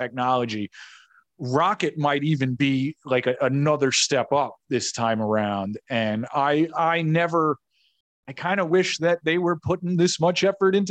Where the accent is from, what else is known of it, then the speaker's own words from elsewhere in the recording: New York, United States; I'm a New Yorker